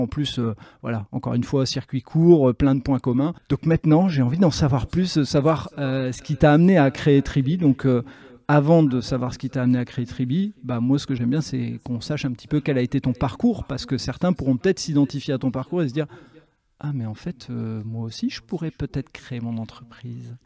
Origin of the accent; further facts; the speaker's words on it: Nord, Hauts-de-France, France; quand on est du Nord